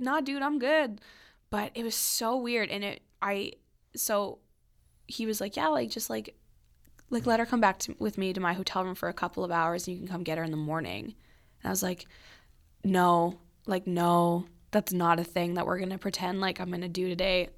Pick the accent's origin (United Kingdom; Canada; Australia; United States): Canada; Oakbank, Manitoba; we grew up in Oak Bank, which is a really small community outside of Winnipeg